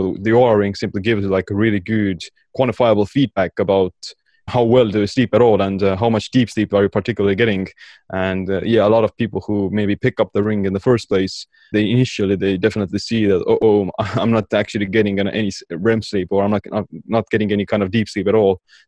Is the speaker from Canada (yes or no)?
no; Estonia; Yeah, I am from the cold, wintry regions of Estonia, calling in from at the moment.